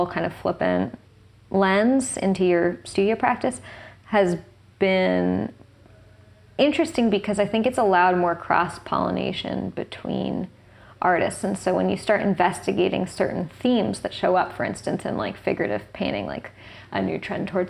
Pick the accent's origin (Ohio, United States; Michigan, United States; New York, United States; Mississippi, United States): New York, United States; New York City; where I grew up in Tribeca in the 90s or in the 80s